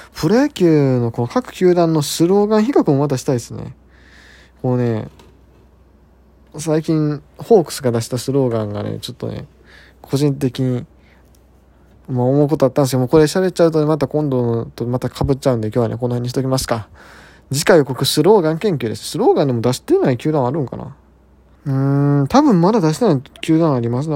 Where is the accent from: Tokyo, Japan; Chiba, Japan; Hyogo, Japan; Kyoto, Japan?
Hyogo, Japan; 地元の兵庫ですよ